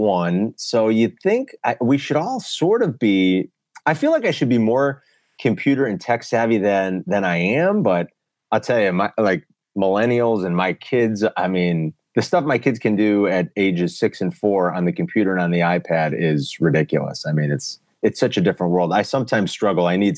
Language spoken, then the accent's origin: English; Chicago, Illinois, United States; I grew up here, born and raised in Chicago, never left